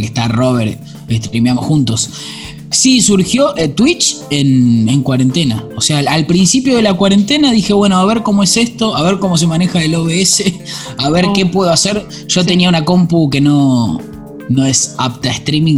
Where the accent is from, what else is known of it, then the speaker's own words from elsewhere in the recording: Buenos Aires, Argentina; Soy de Belgrano, nacido, criado. Y vivo hoy en Belgrano.